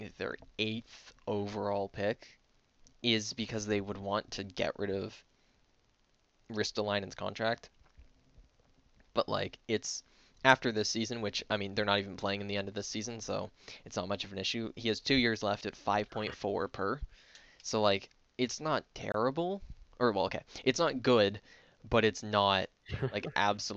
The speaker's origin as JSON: {"language": "English", "country": "Canada", "said": "as a Canadian"}